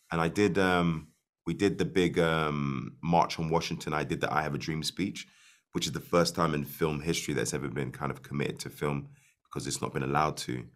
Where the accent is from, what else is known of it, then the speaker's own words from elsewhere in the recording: Ireland; I'm Irish